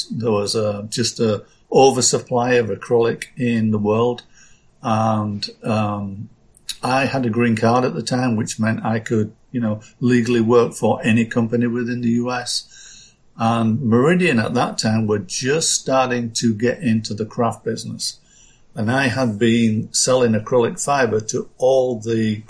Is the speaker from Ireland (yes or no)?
no; Yorkshire and the Humber, United Kingdom; I grew up in Yorkshire, England, in an area that was dominated by textiles